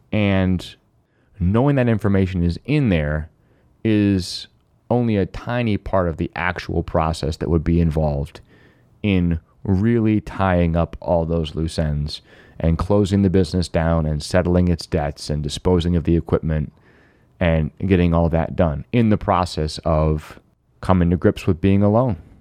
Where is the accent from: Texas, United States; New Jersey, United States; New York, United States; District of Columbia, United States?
New York, United States; Finger Lakes; I grew up in the Finger Lakes